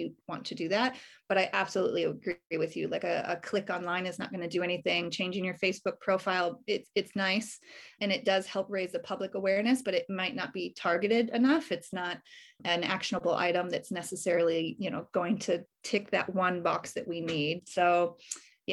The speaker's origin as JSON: {"language": "English", "country": "United States", "moved": "yes", "lives_now": "Australia", "said": "I'm obviously originally from America. I've been in Australia for many years now"}